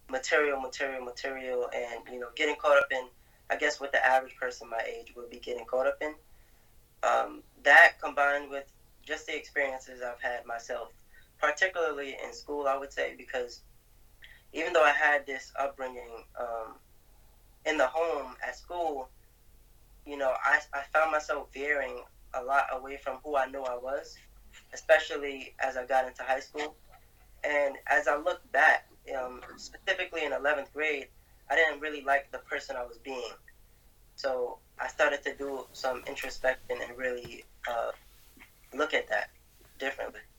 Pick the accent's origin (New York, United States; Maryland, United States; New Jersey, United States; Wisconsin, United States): New York, United States; Brooklyn; Brooklyn, New York. I'm 20 now. Um, I got about five siblings, I think.